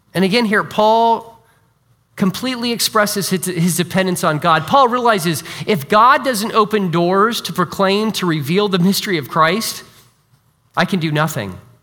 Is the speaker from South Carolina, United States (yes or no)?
no; Iowa, United States; moved away; also born or lived in China; I'm from Iowa originally, so I'm an Iowa Hawkeye fan